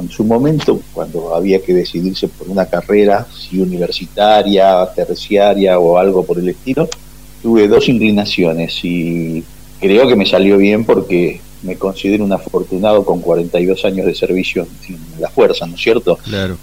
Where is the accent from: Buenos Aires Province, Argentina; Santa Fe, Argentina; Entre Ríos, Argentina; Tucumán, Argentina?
Buenos Aires Province, Argentina; Ciudad Evita; Ahí hay un barrio aeronáutico y ahí hicimos nuestra infancia, nuestra escuela primaria, y nuestra secundaria